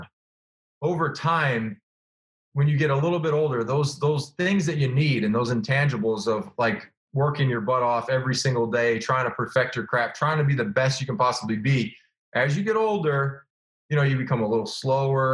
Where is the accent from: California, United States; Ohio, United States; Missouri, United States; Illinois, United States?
Illinois, United States; moved away; I grew up in Illinois and, you know, I was on the suburbs, like kind of the outskirts